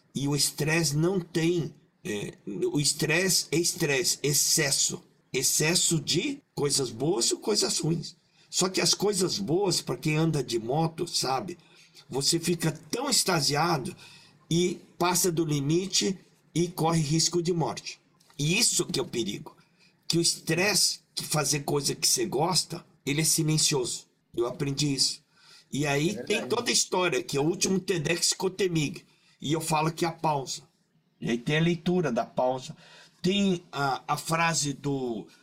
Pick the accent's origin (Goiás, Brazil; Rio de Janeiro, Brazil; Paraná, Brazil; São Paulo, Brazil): Paraná, Brazil; Maringá; Eu nasci em Maringá, na colônia japonesa